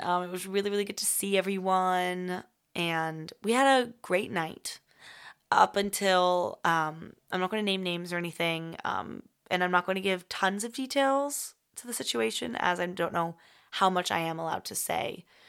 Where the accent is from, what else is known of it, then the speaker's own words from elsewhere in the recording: United States; accent: American; moved away as an adult; being American in a foreign country